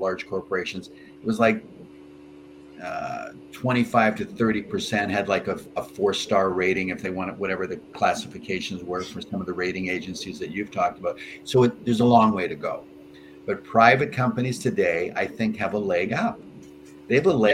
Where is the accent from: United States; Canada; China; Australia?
Canada; I'm a Canadian